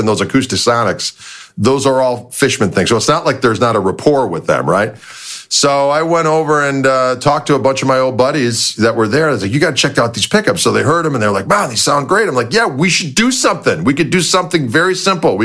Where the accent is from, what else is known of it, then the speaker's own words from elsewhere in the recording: Midwest, United States; we're both from Midwest